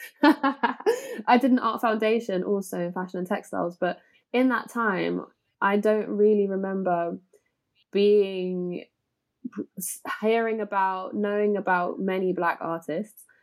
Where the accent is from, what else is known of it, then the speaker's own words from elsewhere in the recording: London, United Kingdom; Growing up in Walthamstow anyway was super multicultural